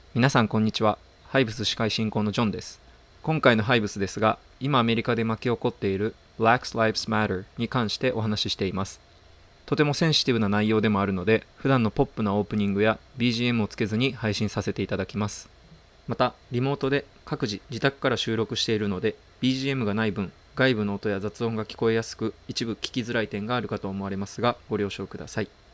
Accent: Japan; 在日韓国人でさ

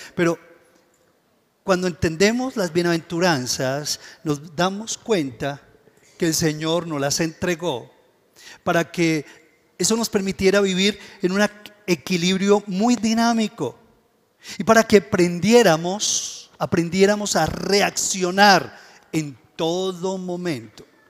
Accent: Colombia; nosotros, como colombianos

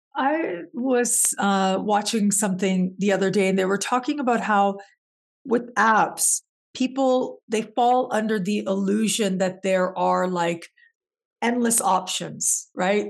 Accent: Canada; moved away; also born or lived in Mexico; being born and raised in Canada

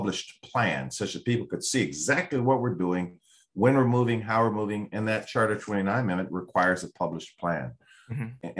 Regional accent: Seattle, Washington, United States; I grew up in the Central District

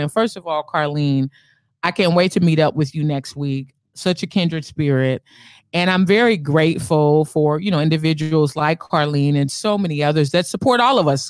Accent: Bay Area, California, United States; me and my brother are from the Bay Area.

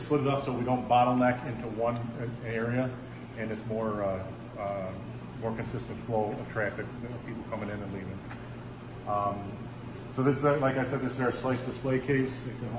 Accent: Auburn, New York, United States

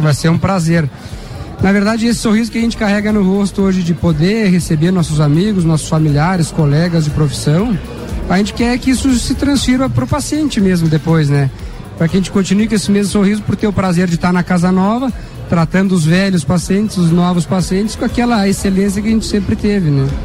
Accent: São Joaquim, Santa Catarina, Brazil; Eu sou natural de São Joaquim

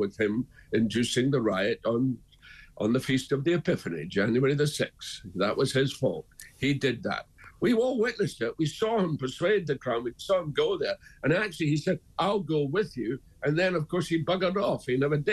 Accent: Dundee, Scotland, United Kingdom; moved away; I went back up to Dundee, my hometown

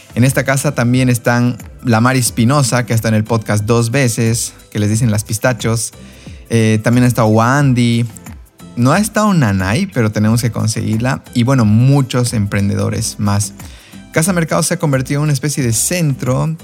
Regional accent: Bolivia; como bolivianos, es de suma relevancia ser los primeros en alzar nuestro pecho por este lugar que nos vio nacer y crecer

